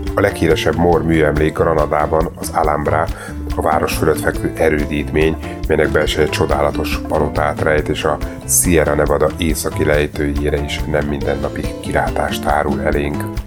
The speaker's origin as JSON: {"language": "Hungarian", "country": "Hungary", "said": "akik tőzsgyökeres magyarok vagyunk"}